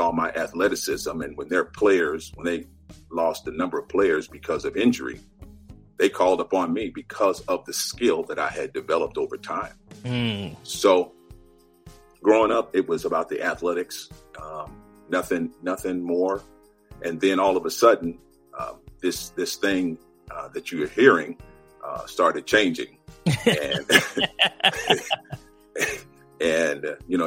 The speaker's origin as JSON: {"language": "English", "region": "Southern California", "country": "United States", "tie": "born or raised there", "also_born_or_lived": "Guthrie, Oklahoma", "moved": "as an adult", "lives_now": "Washington, D.C., United States", "said": "I grew up in California, Southern California"}